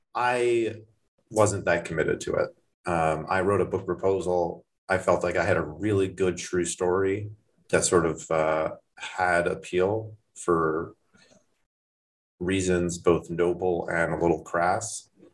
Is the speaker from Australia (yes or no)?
no; Toronto, Ontario, Canada; now in United States; I grew up in Toronto, not in Thornhill